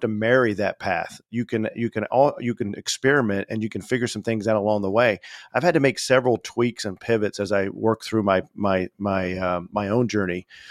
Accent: Indiana, United States; moved away as an adult; I left my, uh, state, my home state of Indiana

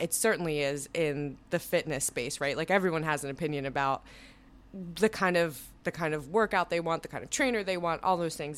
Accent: New Jersey, United States; moved away; I am from New Jersey.

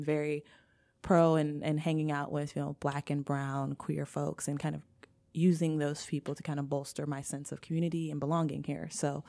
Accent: United States; being a Black person, coming from this dual background of being Nigerian, but being raised in America and predominantly like African-American community

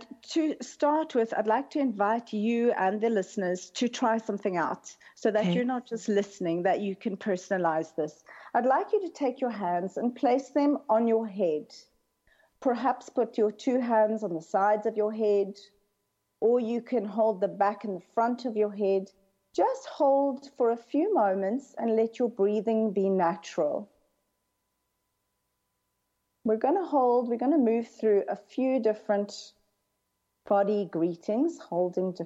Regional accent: Cape Town, Western Cape, South Africa; moved away as an adult; I grew up in Cape Town

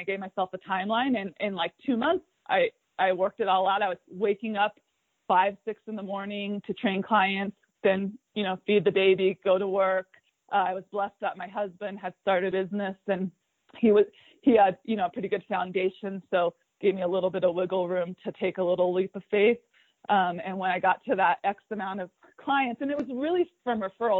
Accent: Fremont, California, United States; now in Mammoth Lakes, United States; I grew up in Fremont, California.

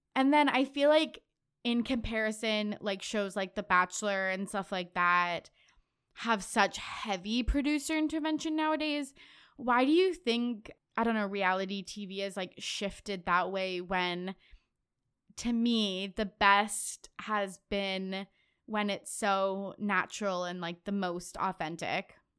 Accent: Canada; I'm Canadian.

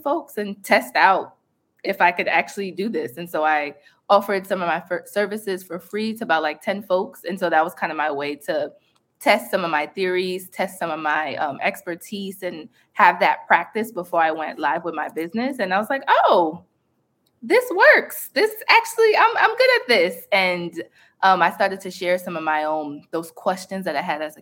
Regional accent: New York City, New York, United States; growing up on Staten Island

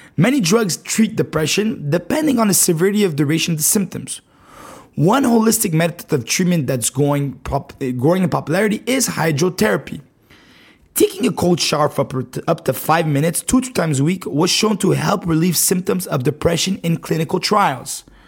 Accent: Montreal, Quebec, Canada; I'm from Canada, right? Montreal, Canada

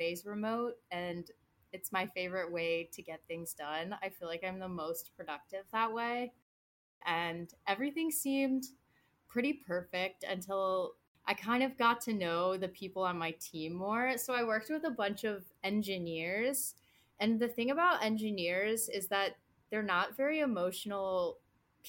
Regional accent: Cincinnati, Ohio, United States; moved away as an adult; also born or lived in Michigan / Boston; I started off in Cincinnati. I was born and raised in the Midwest

